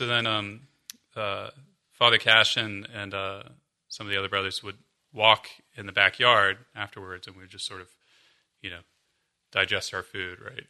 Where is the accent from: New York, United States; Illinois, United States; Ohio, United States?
Ohio, United States; Columbus; moved away; also born or lived in Arlington; I'm from Columbus